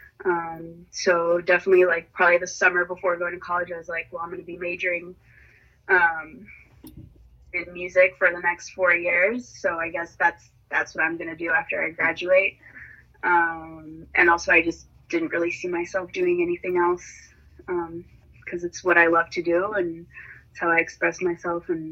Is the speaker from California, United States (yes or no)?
yes; San Francisco, California, United States; also born or lived in Miami, Florida; she put my sister and I in a French immersion school here in San Francisco, starting in kindergarten. And I was there all the way up until high school.